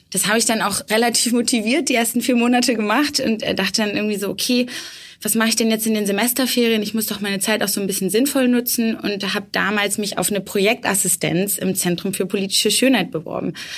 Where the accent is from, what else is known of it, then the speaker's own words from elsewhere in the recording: Bremen, Germany; moved away; also born or lived in Erfurt; ich komme ursprünglich aus Bremen